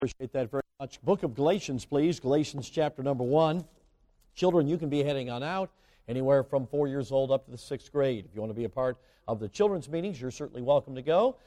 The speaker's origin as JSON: {"language": "English", "town": "Chicago", "region": "Illinois", "country": "United States", "tie": "born or raised there", "moved": "yes", "said": "I grew up right near Midway Airport."}